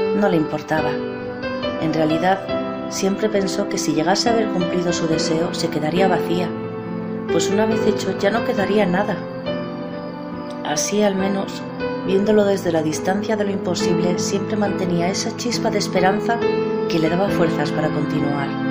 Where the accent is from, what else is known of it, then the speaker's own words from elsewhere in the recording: Spain; de España